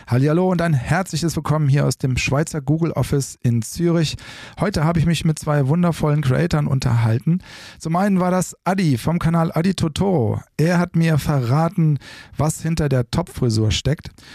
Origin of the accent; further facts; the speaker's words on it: Rhineland, Germany; ich bin ja aus dem Rheinland